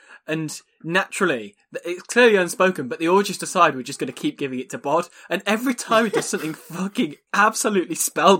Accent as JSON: {"language": "English", "country": "Ireland", "said": "as an Irishman, that's Brian O'Driscoll has never got to."}